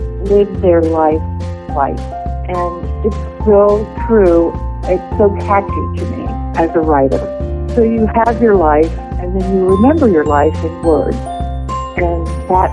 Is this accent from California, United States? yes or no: no; Pennsylvania, United States; I grew up in Pennsylvania